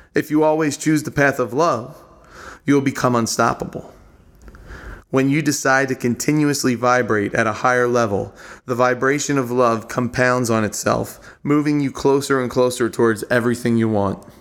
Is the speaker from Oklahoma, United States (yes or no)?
no; Drexel Hill, Pennsylvania, United States; I grew up in Drexel Hill, Pennsylvania, the heart of Delco